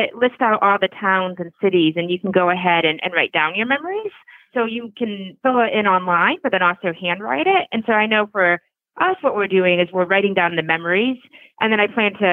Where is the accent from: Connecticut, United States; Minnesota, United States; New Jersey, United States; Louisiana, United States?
Connecticut, United States; now in Vermont, United States; I grew up in Connecticut and just used to play behind my house were woods